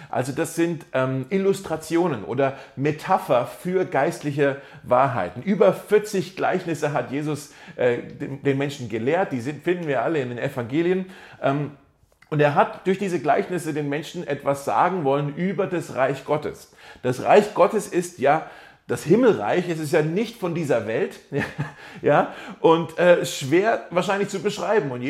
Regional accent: Germany; Ich bin ja dann eher so, hey, ich bin Deutscher, gib mir jetzt einfach einen Satz, eine Definition, äh, schön zusammengefasst.

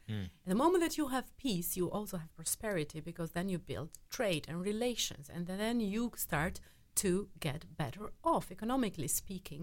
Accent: Albania; I am from Albania

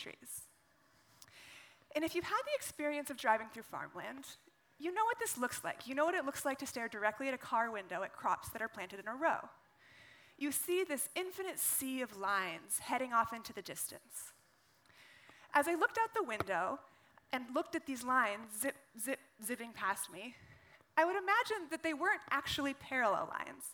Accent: Carson City, Nevada, United States; I grew up in the western United States, in a state called Nevada

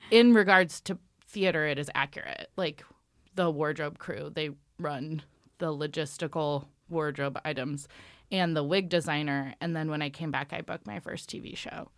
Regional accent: Ellensburg, Washington, United States; I am from Washington State. Um, I'm from a town called Ellensburg, and it's a rodeo town

